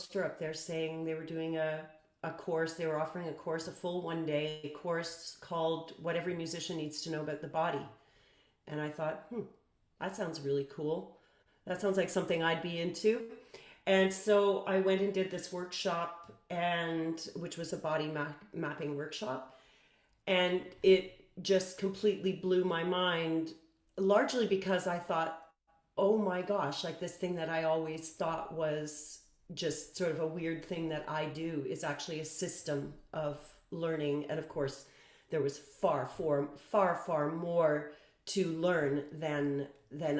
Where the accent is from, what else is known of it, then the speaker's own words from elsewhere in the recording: Toronto, Ontario, Canada; also born or lived in Guelph / France; I grew up mostly in Toronto